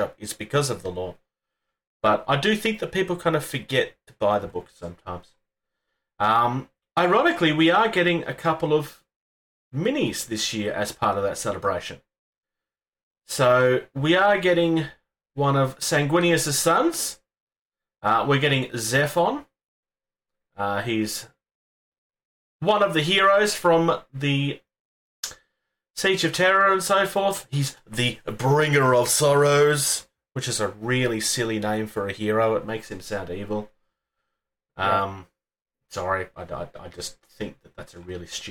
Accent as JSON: {"language": "English", "country": "Australia", "said": "I'm from Australia"}